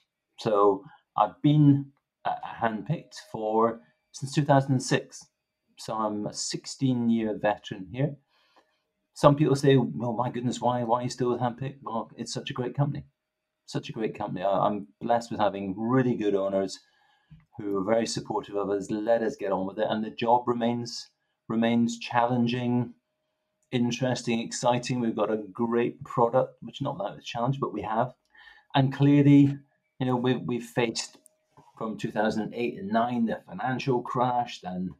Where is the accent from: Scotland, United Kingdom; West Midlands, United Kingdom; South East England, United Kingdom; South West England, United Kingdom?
Scotland, United Kingdom; Stirling; accent: east west mixed Scottish; also born or lived in Grangemouth / Greenock; now in England; I was born in Grangemouth. I then moved to Greenock, and then my formative years were in Stirling. So I've got this expression that my accent's a bit bastardized, east west mixed up, you know.